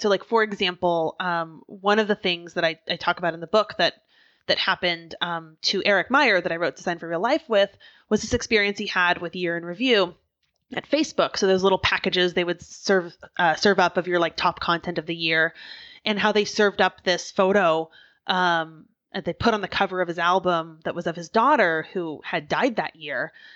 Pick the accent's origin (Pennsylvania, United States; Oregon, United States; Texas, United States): Oregon, United States; now in Philadelphia, United States; I grew up in Oregon